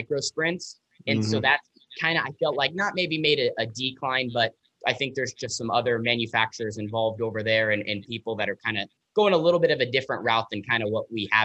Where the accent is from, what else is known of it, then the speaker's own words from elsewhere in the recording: Southern Oregon, United States; I'm from Southern Oregon